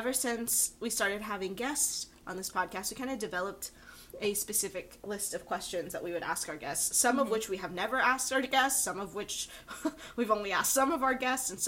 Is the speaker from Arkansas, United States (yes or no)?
yes; Arkansas, United States; moved away; I'm from Arkansas